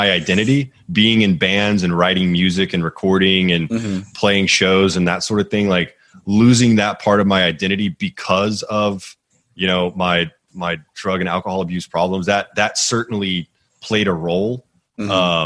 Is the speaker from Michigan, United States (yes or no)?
no; Houston, Texas, United States; moved away; also born or lived in Northeast United States; I grew up in Houston